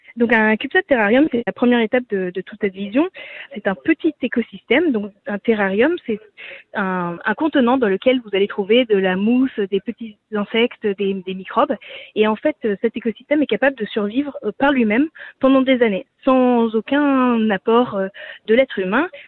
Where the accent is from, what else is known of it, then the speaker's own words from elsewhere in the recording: France; also born or lived in California, United States / Cantal, France; quand on est français